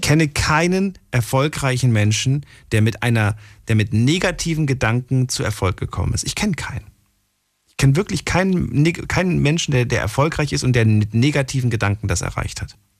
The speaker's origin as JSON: {"language": "German", "area": "the East", "region": "eastern Germany", "country": "Germany", "said": "Ich komme auch aus dem Osten."}